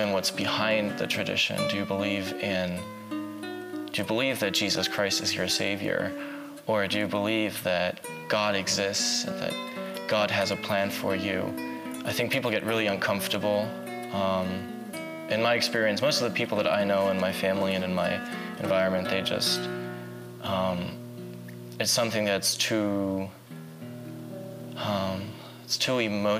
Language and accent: English; Berlin, Germany; I grew up in Berlin. I spent pretty much all of my life in Berlin.